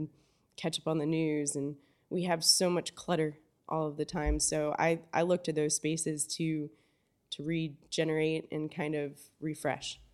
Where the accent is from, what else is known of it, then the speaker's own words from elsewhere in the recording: Fort Myers, Florida, United States; also born or lived in Belize / Homosassa, Florida; I grew up in Fort Myers, um, fifth generation Fort Myers